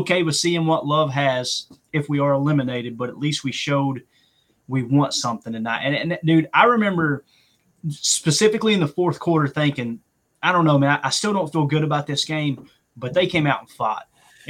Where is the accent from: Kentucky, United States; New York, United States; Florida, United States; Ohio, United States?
Kentucky, United States; I'm from Kentucky, man.